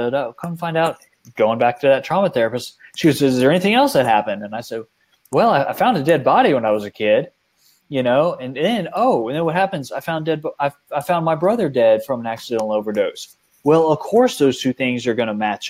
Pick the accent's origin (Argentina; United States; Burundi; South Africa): United States; outside San Antonio, Texas; I grew up outside San Antonio, Texas, in this beautiful area, the Guadalupe River